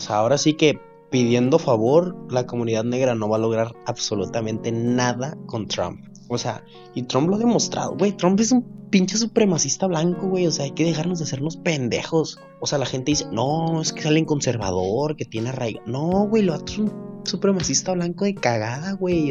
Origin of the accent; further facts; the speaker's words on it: Mexico; nosotros como mexicanos